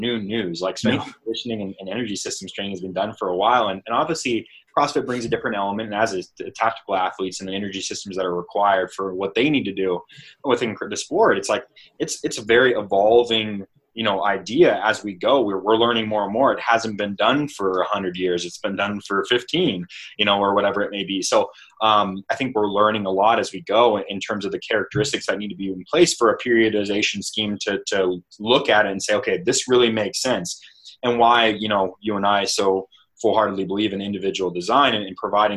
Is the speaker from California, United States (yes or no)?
yes; Stockton, California, United States; I come from Stockton, California